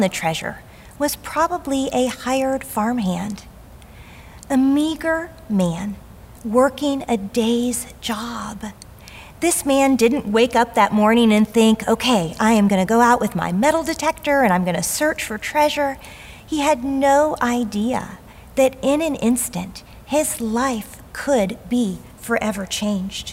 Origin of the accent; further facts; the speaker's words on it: the South, United States; As a young girl growing up in the South